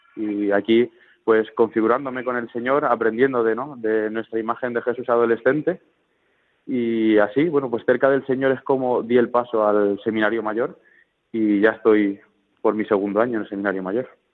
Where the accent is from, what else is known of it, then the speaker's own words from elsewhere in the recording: Talavera de la Reina, Castilla-La Mancha, Spain; soy de Talavera de la Reina, de nuestra diócesis de Toledo